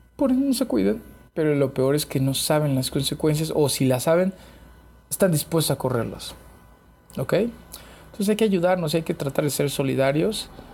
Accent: Chiapas, Mexico; moved away; yo soy de Chiapas

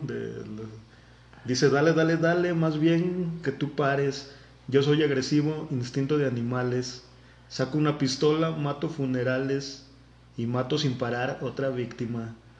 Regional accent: Mexico

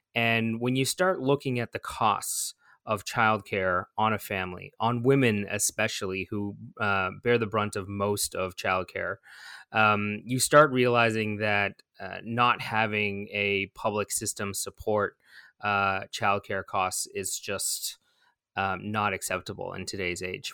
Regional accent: Toronto, Ontario, Canada; I was born in East York General

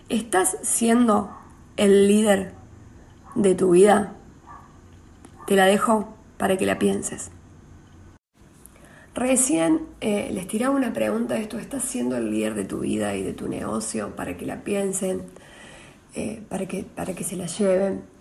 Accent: San Antonio de Litín, Córdoba, Argentina; soy cordobesa, soy oriunda de, San Antonio de Litín, un pueblo cerca de Villa María, provincia de Córdoba

